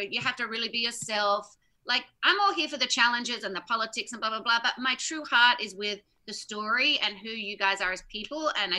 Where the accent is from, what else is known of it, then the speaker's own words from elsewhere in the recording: Australia; I'm Australian, like, I'm a good swimmer.